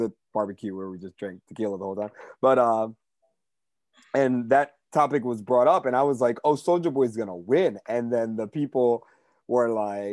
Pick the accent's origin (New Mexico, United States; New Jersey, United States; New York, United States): New Jersey, United States; I'm from New Jersey